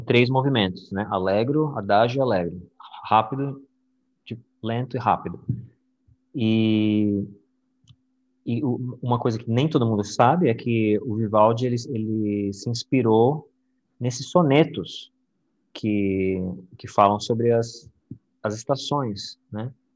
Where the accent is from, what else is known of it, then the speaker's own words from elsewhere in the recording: São Paulo, Brazil; moved away as an adult; now in Florida, United States; eu sou de São Paulo